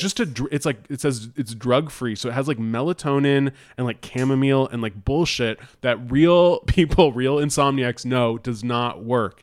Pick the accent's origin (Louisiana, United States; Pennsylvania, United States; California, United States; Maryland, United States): California, United States; Bay Area; I'm from the Bay Area